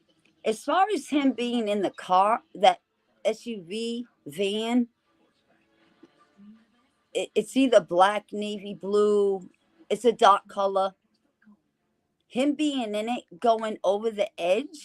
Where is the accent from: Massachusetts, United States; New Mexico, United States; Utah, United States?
Massachusetts, United States; I'm from Massachusetts.